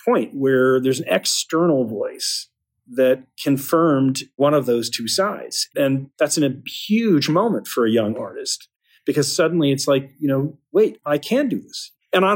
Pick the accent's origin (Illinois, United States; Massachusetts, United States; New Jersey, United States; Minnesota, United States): Massachusetts, United States; Boston; I grew up in the Boston area, you know, in a typical sort of suburb just outside the city